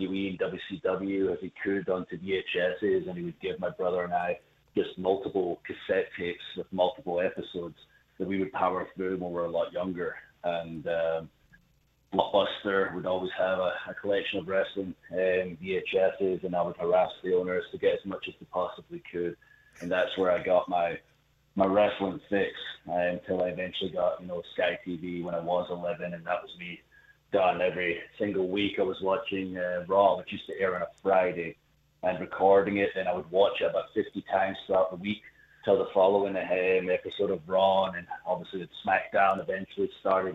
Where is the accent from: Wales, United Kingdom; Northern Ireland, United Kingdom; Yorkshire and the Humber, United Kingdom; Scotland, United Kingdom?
Scotland, United Kingdom; I'm from Scotland